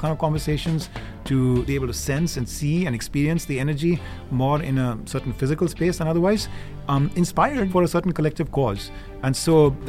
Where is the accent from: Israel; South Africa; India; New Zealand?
India; moved away as an adult; now in United States; I grew up in India. I am blessed to have lived the last, 30-odd years here in the United States